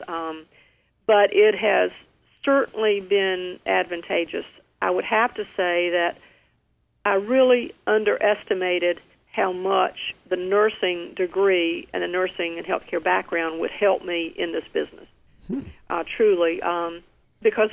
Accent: Rocky Mount, North Carolina, United States; now in New Bern, United States; Rocky Mount, North Carolina, which is my hometown

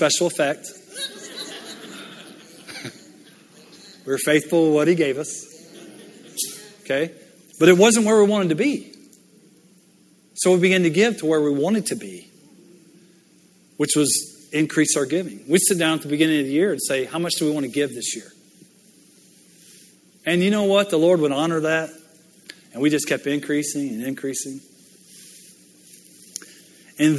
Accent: Louisiana, United States; moved away as an adult; also born or lived in Mississippi / Michigan; I grew up in Louisiana, born in Mississippi.

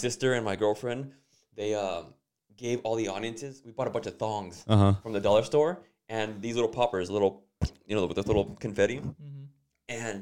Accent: Los Angeles, California, United States; moved away; also born or lived in Douglas, Arizona; I'm from Los Angeles.

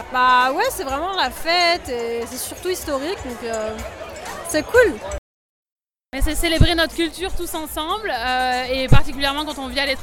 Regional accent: France; C'est un moment important parce que ça nous représente bien en tant que Français.

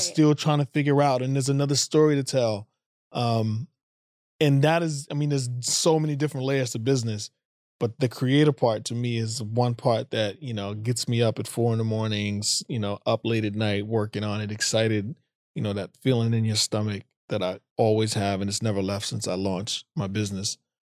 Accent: United States; being American and African American

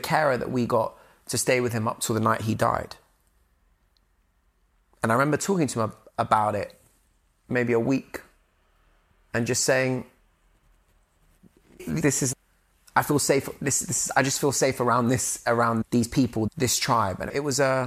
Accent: London, United Kingdom; growing up in London

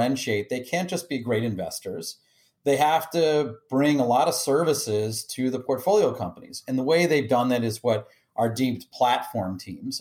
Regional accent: D.C., Maryland suburbs of Washington, United States; moved away; also born or lived in Michigan; I grew up outside of Washington, D.C. in the Maryland suburbs.

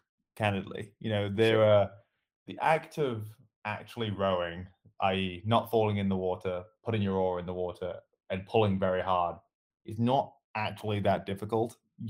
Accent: Birmingham, West Midlands, United Kingdom; now in United States; near Birmingham, middle of England, and moved out to the States about 10 years ago now, which is why my accent's all sorts of funny.

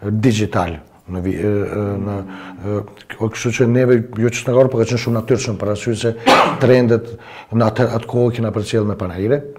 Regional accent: Kosovo; si Kosovar, edhe na si Shqiptarët, si shqiptar

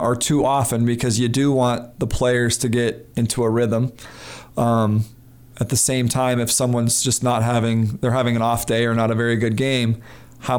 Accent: Missoula, Montana, United States; also born or lived in Billings, Montana; I grew up in Missoula.

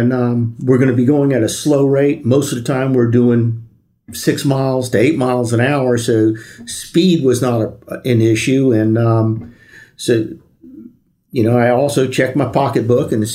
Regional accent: Miami, Florida, United States; I grew up in Miami.

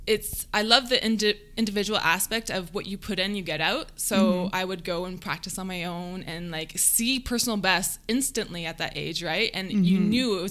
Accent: London, Ontario, Canada; I grew up in London, Ontario.

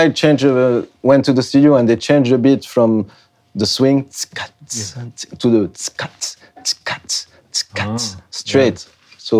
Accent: France; English is a second language; also born or lived in Africa; I'm from France, you know, by the way. … I grew up in Africa, I don't know, listening to some reggae too.

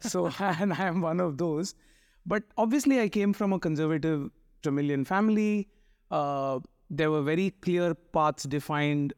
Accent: Mumbai, Maharashtra, India; I grew up in, uh, what is called the Chennai of Bombay, Chembur

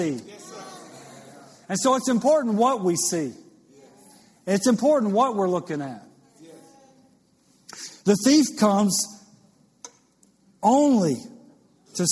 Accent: Louisiana, United States; I went to LSU baseball camp growing up in Louisiana

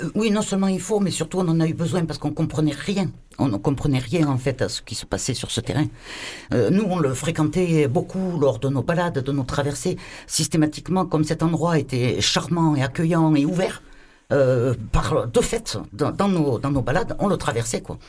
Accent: Marseille, Provence-Alpes-Côte d'Azur, France; En tant que Marseillais, vraiment de base

